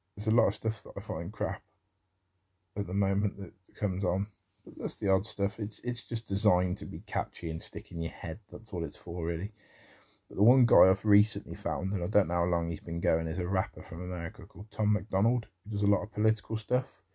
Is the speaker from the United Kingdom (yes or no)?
yes; United Kingdom; accent: common as muck British; such a sort of common as muck British accent